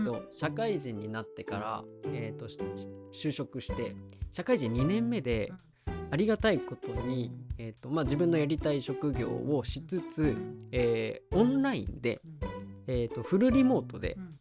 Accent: Aichi, Japan; moved away as an adult; そもそも地元が愛知なんですけど

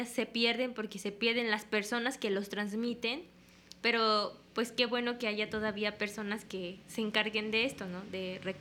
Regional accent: Mexico; now in Japan; Somos de México.

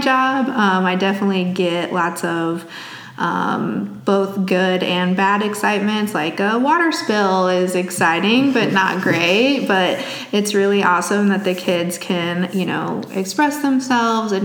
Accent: Plano, Illinois, United States; moved away as an adult; now in East Peoria, United States; I'm from a tiny town up outside of Aurora called Plano, Illinois

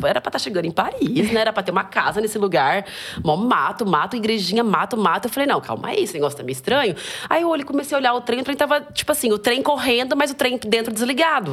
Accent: Brazil; also born or lived in Japan; a gente é brasileira, brasileira

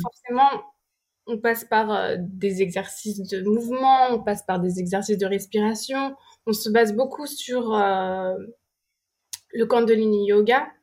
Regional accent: France; moved away; also born or lived in London; Et je disais, "France."

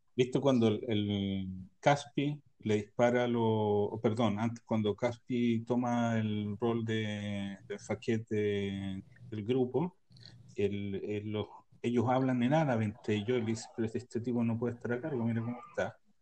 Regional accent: Chile; now in Israel; como chileno

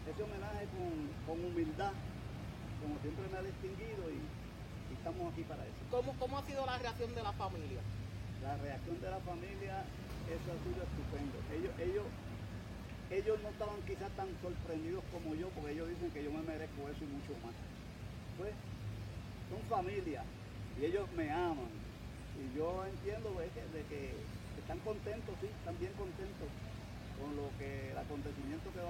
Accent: Comerío, Puerto Rico; aquí en mi pueblo

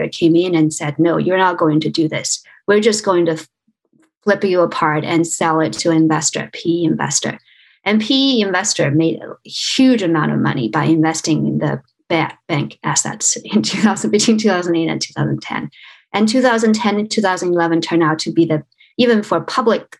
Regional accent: China; moved away; I was born in China. I grew up in China

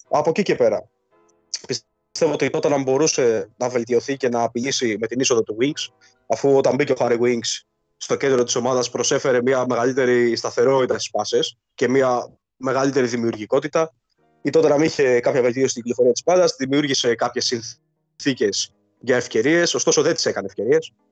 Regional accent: Pefki, Greece; από ποιο χωριό. Τι σου φαίνεται περίεργο. από το χωριό τη Πεύκη.

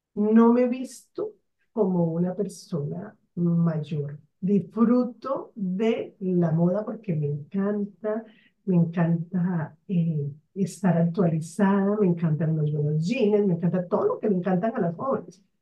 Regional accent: Barranquilla, Atlántico, Colombia; moved away; also born or lived in Bogotá; Yo soy de una ciudad de la costa llamada Barranquilla, que se caracteriza por su carnaval que se caracteriza por la alegría de sus personas. Sin embargo, nací aquí

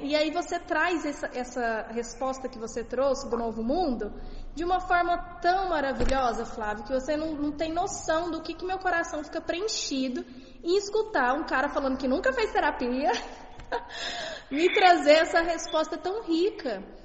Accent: Minas Gerais, Brazil; Sou de Minas

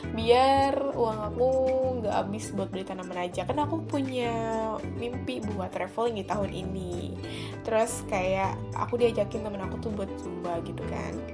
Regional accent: Magelang, Central Java, Indonesia; saudara aku di Jogja bukan Jogja sih Magelang nah di dia tuh ngasih tahu bahwa di Magelang itu di kampung aku

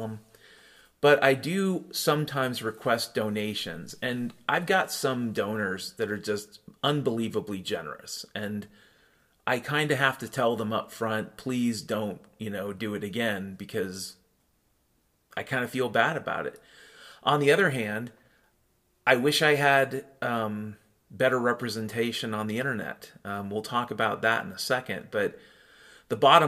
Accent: Western Washington, United States; I grew up in Western Washington

